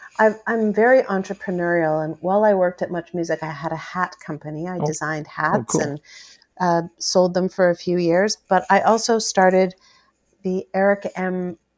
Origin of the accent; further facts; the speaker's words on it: Canada; being a Canadian celebrity and being a celebrity at MuchMusic was... not very celebrity-ish.